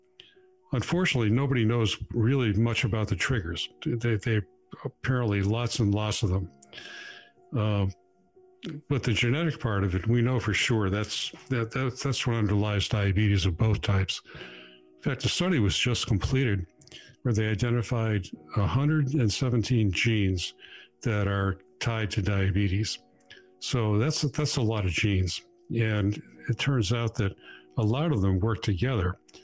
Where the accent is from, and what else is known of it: Massachusetts, United States